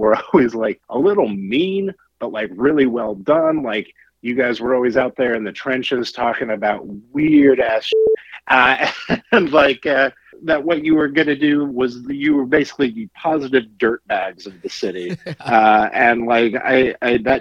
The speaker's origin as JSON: {"language": "English", "town": "Salina", "region": "Kansas", "country": "United States", "tie": "born or raised there", "also_born_or_lived": "Los Angeles, California", "moved": "yes", "lives_now": "Kansas City, United States", "said": "I grew up in Salina, Kansas, right in the middle of Kansas"}